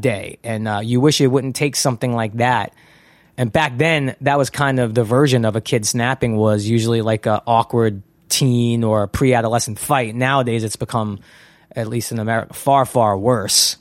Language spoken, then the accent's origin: English; New York City, New York, United States; moved away as an adult; also born or lived in San Fernando Valley, California; now in Los Angeles, United States; when I grew up in Brooklyn, it was kind of dominated by gangsters